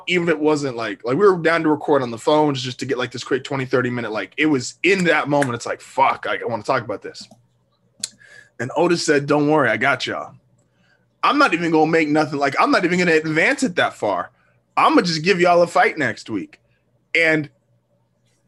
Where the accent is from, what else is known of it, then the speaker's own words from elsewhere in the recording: United States; me being an American